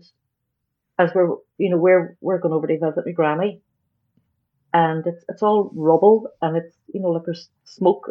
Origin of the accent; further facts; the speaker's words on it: Derry, Northern Ireland, United Kingdom; Growing up here